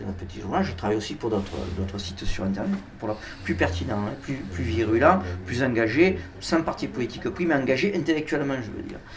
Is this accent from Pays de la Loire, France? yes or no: no; Toulouse, Occitania, France